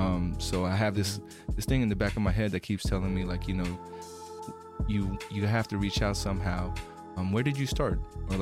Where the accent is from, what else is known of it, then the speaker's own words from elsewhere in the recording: Bay Area, California, United States; I'm a person who feels a little disconnected, you know, from Filipino history. It's weird because growing up in the Bay Area